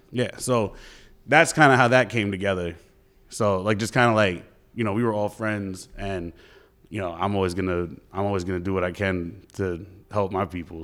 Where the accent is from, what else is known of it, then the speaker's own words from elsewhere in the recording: New York City, New York, United States; moved away as an adult; also born or lived in Fayetteville, North Carolina; now in Raleigh, United States; I'm from the Bronx